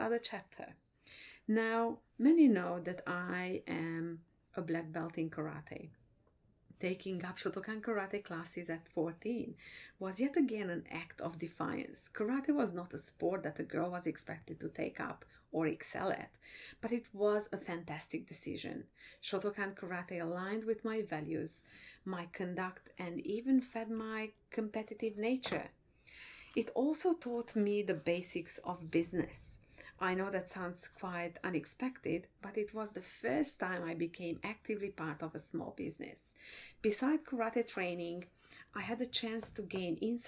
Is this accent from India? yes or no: no; Transylvania, Romania; moved away as an adult; I was born in Transylvania, now part of Romania. Even my birth was a defiant act on my parents' part because we belong to the biggest minority in Romania, being Hungarians.